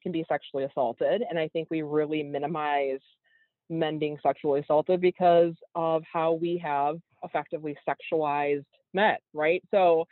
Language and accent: English; Wisconsin, United States; growing up in Wisconsin in a more rural area